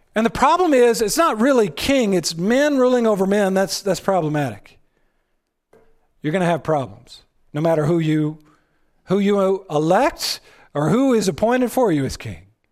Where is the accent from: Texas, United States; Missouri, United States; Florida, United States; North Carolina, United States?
Texas, United States; I'm from Texas